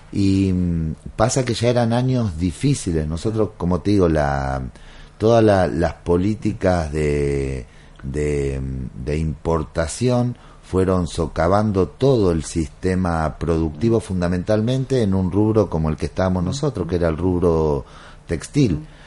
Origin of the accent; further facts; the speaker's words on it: San Miguel, Buenos Aires Province, Argentina; moved away as an adult; now in Santiago del Estero, Argentina; Yo nací en Buenos Aires.